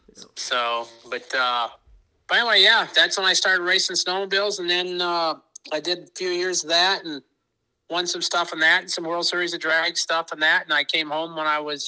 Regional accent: Minnesota, United States; grew up in Minnesota, small town, thousand people

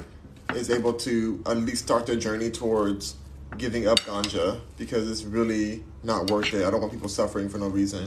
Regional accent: Los Angeles, California, United States; accent: valley girl; also born or lived in New York; I'm from Los Angeles. I was born and raised in Los Angeles.

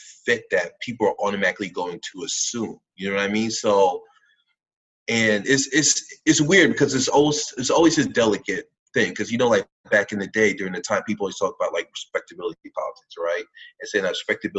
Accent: New York City, New York, United States; growing up in New York at this time

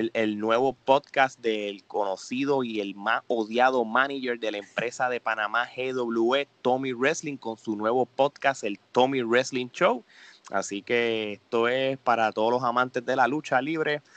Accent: Puerto Rico; como somos boricuas

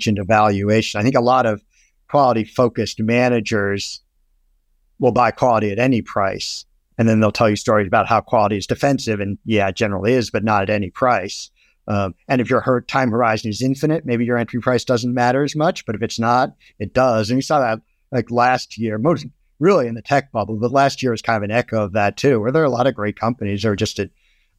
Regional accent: Storrs, Connecticut, United States; I grew up in Storrs, Connecticut

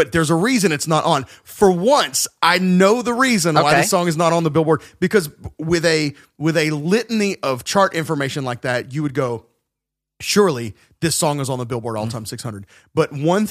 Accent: the South, United States; we're from the South

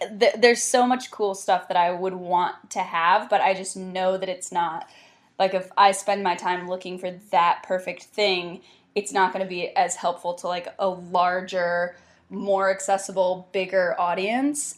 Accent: South Carolina, United States; also born or lived in Myrtle Beach, South Carolina / Charleston, South Carolina; grew up kind of around Myrtle Beach and then a little around Charleston and South Carolina

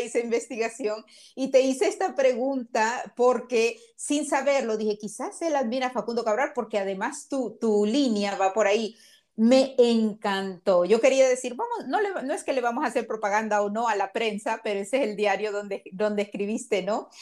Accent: Honduras; now in Miami, United States; nací en Honduras, porque yo soy como soy, porque soy catracha.

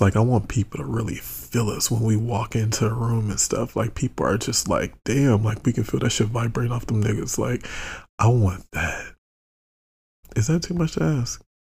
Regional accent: United States; I'm American

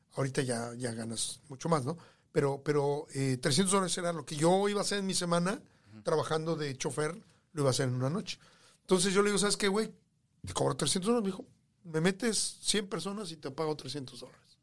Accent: Mexico City, Mexico; moved away as an adult; also born or lived in Los Angeles, California / California / Texas; now in United States; yo nací en la capital de México, en, en Coyoacán. Eh, yo nací en, Gabriel Gabriel Mancera, en Coyoacán. Eh, nací y viví prácticamente toda mi vida, bueno, mi, infancia.

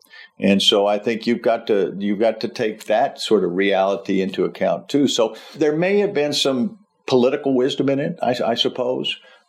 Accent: Texas, United States; as a Texan

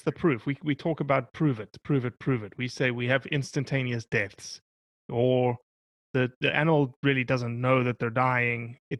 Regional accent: United States; making me as an American landowner of these public lands pay for access to these public lands.

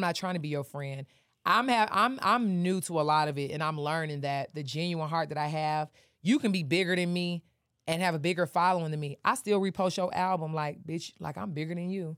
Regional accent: Detroit, Michigan, United States; moved away as an adult; also born or lived in Atlanta; I'm from Detroit, I just got here

